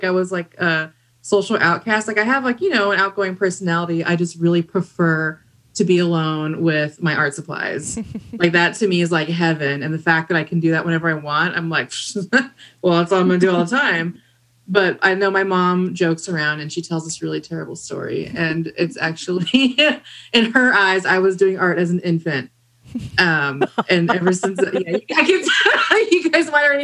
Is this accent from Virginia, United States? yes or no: no; Riverside, California, United States; moved away as an adult; also born or lived in Bay Area, California; I'm originally from Southern California, from the inland. Specifically Riverside is where I was born and raised.